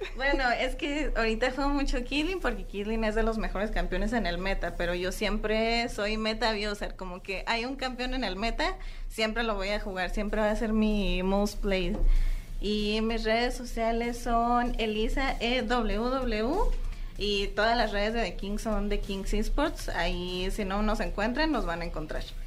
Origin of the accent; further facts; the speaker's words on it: Mexico; nosotras que somos las mexicanas